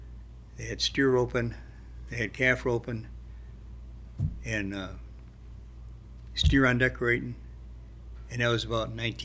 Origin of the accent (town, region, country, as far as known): Attica, New York, United States; born or raised there; also born or lived in Batavia, New York